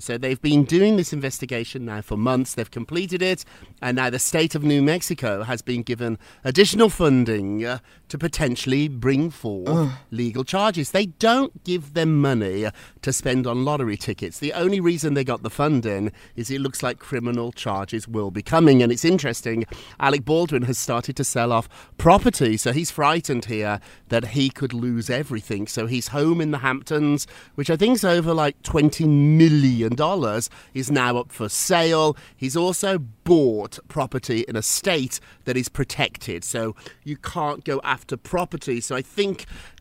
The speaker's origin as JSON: {"language": "English", "country": "United Kingdom", "moved": "yes", "lives_now": "New York, United States", "said": "as a Brit"}